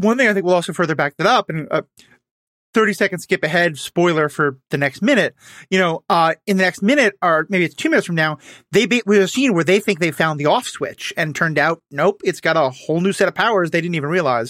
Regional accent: New York City, New York, United States; moved away; I grew up in New York City where seven eleven just doesn't exist

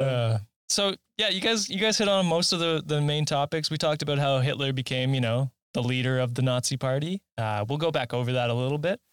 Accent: Canada; I'm a Canadian

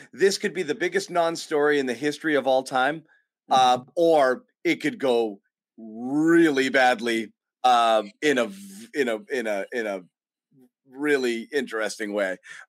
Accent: Berkeley, California, United States; I was born in Berkeley

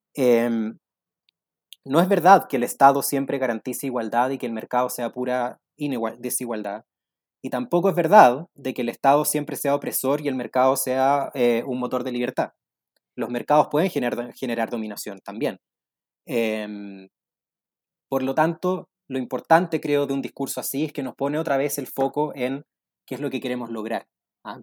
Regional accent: Chile; lo que nos falta como chilenos es una narrativa

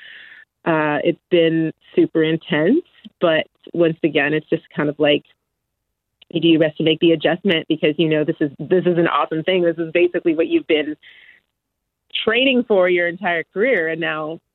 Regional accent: Edmonton, Alberta, Canada; growing up in Edmonton, there wasn't really anything for

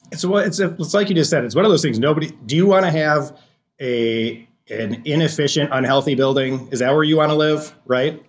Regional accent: Racine, Wisconsin, United States; I'm from Racine, Wisconsin, which is on the southeast side

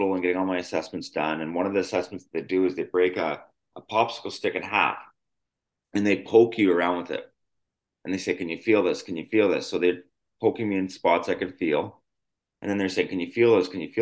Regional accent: Yorkton, Saskatchewan, Canada; I grew up in a really small city called Yorkton, Saskatchewan, Canada

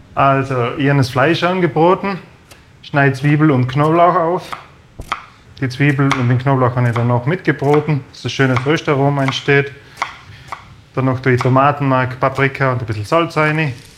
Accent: Brixen, Trentino-Alto Adige, Italy; Ich bin auf dem Hof geboren

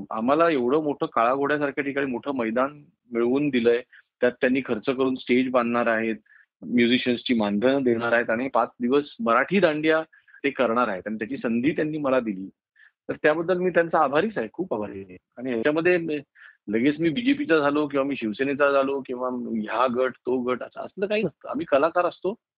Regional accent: Mumbai, Maharashtra, India; माझं लहानपण सुद्धा जे गेलं ते बोरिवलीमध्ये गेलं

